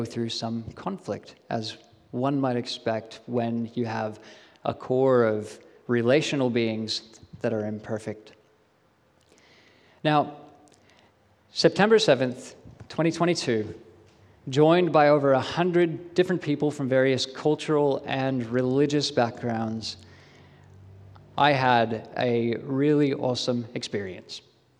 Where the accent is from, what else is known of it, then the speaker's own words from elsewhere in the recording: Australia; So if anyone ever questions whether or not I'm an Aussie, I can point them to that official document. They may not believe me because my accent is really weird and muddled, but I can say I have my Australian citizenship.